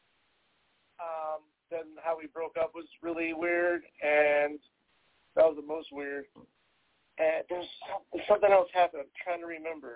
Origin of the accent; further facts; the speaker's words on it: Texas, United States; I'm originally from Texas